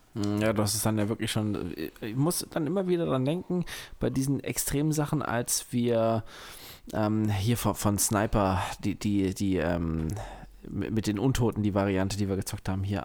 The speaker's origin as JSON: {"language": "German", "country": "Germany", "said": "bei uns in Deutschland"}